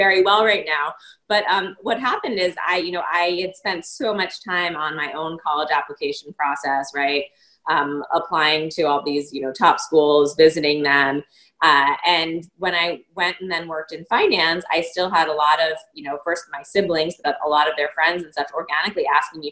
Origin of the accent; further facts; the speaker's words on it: New York, United States; growing up in New York